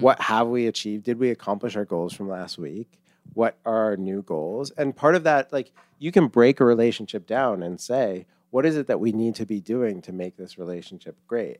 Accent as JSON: {"language": "English", "town": "Longmeadow", "region": "Massachusetts", "country": "United States", "said": "I am thirty-seven and from Massachusetts"}